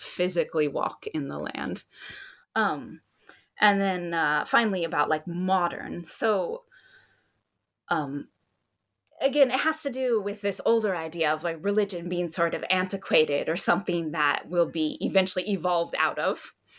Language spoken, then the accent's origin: English; Hawaii, United States; I'm from Hawaii